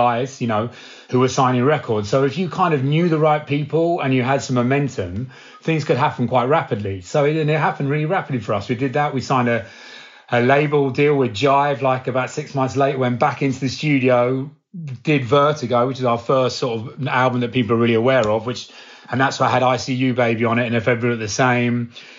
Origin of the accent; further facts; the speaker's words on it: Cambridge, East of England, United Kingdom; my hometown, from Cambridge